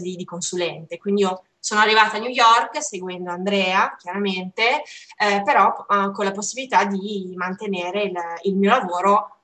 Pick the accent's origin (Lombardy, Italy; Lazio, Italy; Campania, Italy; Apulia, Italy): Lombardy, Italy; Como; moved away as an adult; also born or lived in Montpellier, France / Strasbourg, France / Paris, France; un piccolo lavoro a Como eh, mia città natale